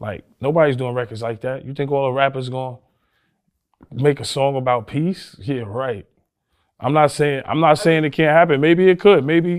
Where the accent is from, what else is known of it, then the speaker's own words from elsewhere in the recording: New York, United States; to remember I was from New